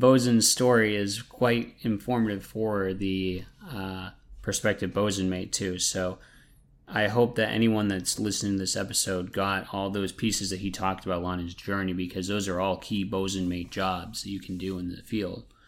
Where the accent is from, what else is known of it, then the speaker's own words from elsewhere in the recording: New England, United States; I'm from New England